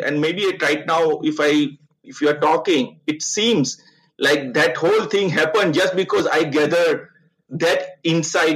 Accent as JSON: {"language": "English", "town": "Ahmedabad", "region": "Gujarat", "country": "India", "tie": "born or raised there", "also_born_or_lived": "Surat", "moved": "yes", "said": "my young age, where I did my schooling, my engineering college, all happened in Ahmedabad, and that is considered my hometown"}